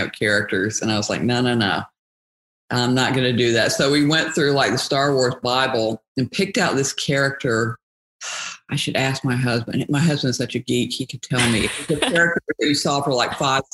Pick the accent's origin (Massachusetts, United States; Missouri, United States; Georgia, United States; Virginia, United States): Georgia, United States; moved away as an adult; also born or lived in New York / New Jersey; I grew up in Georgia